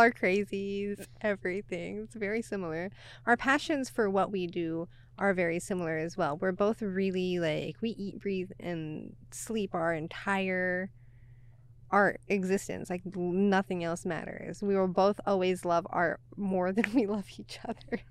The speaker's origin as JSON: {"language": "English", "region": "Oklahoma", "country": "United States", "tie": "born or raised there", "also_born_or_lived": "Texas", "moved": "as an adult", "lives_now": "Seattle, United States", "said": "born and raised in Oklahoma, and then did Texas for a couple of years"}